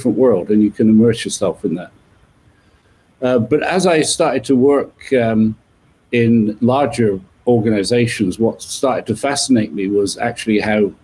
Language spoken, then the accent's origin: English; just west of London, not far from Stonehenge, South West England, United Kingdom; You can tell from my accent, I was born in the UK, just west of London. And I guess some of the things I remember from my childhood being born not far from Stonehenge